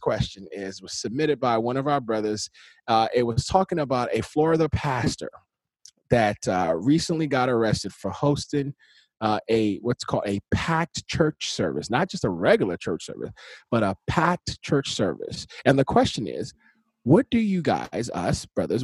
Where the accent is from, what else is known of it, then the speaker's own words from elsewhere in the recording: Nigeria; I'm Nigerian